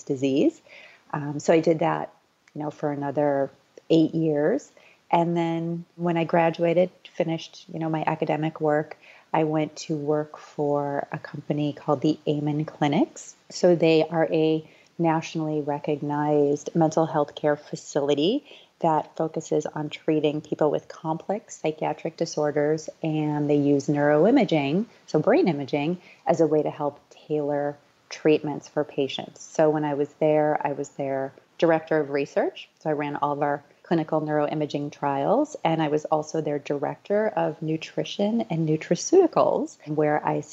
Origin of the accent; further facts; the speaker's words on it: Midwest, United States; I grew up showing horses in the Midwest.